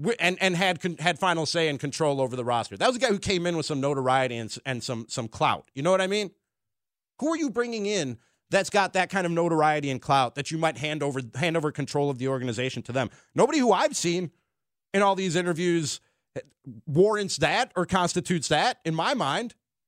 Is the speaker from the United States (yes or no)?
yes; Chicago area, Illinois, United States; Les was a big influence on me in terms of growing up in the Chicago area.